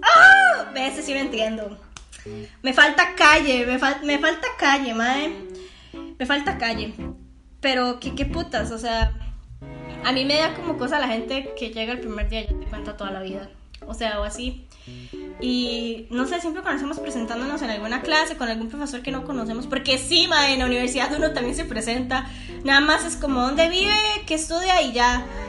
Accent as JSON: {"language": "Spanish", "country": "Costa Rica", "said": "yo soy costarricense, yo soy 100% tica, pura vida"}